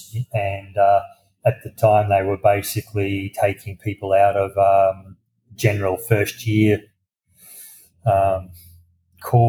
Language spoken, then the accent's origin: English; country Victoria, Australia; also born or lived in Brisbane, Queensland; I grew up in country Victoria, which is the southern state